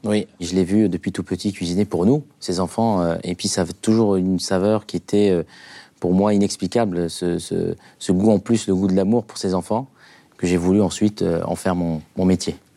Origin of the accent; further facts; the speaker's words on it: Algeria; moved away; J'ai grandi en Algérie